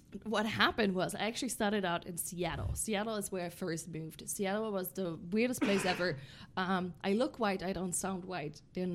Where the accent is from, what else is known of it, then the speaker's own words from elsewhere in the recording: Germany; moved away; Born and raised in Germany.